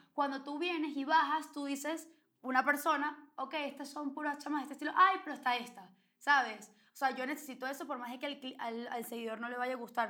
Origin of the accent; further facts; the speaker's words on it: Venezuela; somos venezolanas